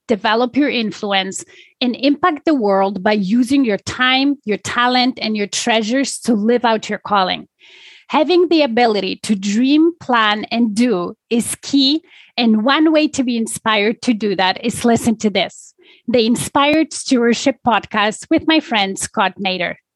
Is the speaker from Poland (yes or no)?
yes; Poland; now in Toronto, Canada; I was born and raised in Poland